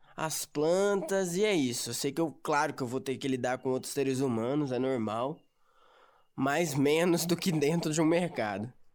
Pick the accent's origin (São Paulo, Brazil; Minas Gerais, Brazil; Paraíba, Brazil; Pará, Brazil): São Paulo, Brazil; São Bernardo do Campo; also born or lived in São Caetano do Sul; eu sou de São Bernardo do Campo, moro no Riacho, eu tenho 19 anos, eu moro aqui em São Bernardo faz uns 6 anos já. Eu morava na verdade em São Caetano